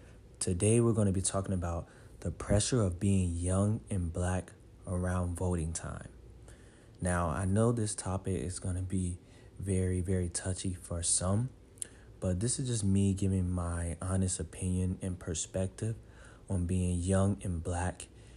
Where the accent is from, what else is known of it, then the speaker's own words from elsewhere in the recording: United States; So many times growing up in the Black community, voting is very serious. I mean, heck, in America, voting is very serious, you know.